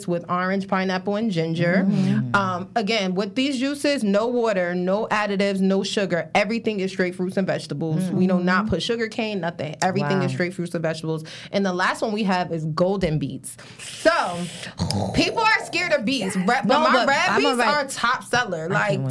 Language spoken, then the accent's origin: English; Paterson, New Jersey, United States; I am based out of Paterson, New Jersey